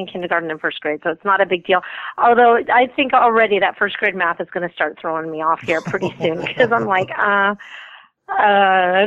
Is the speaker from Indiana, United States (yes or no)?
no; Canada and Texas, United States; now in Los Angeles, United States; I'm a Southern girl, too. I was raised in Canada and Texas.